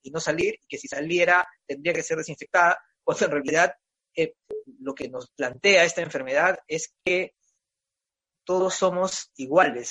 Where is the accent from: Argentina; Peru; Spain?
Peru; nos sentimos orgullosos de ser peruanos